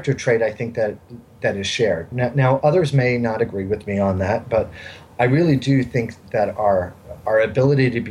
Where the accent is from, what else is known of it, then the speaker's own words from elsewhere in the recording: New York City, New York, United States; also born or lived in Ireland; growing up in New York City, I was from a majority Irish neighborhood